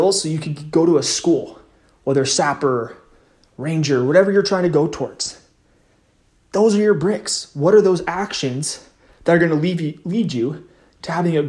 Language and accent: English; West Coast, United States; I'm from the West Coast